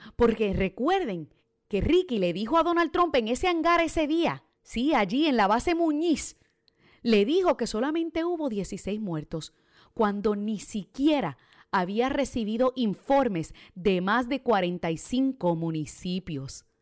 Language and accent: Spanish; Boston, Massachusetts, United States; also born or lived in Puerto Rico; como boricua criada en Boston